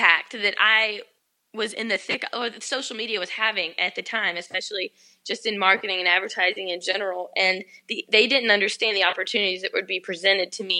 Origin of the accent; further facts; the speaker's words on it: Georgia, United States; also born or lived in the South; I moved to Atlanta because I was connecting there all the time, and I'm from Georgia